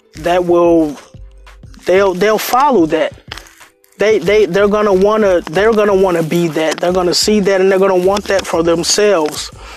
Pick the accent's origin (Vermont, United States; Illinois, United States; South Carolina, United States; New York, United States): Illinois, United States; Chicago; I'm from Chicago, Englewood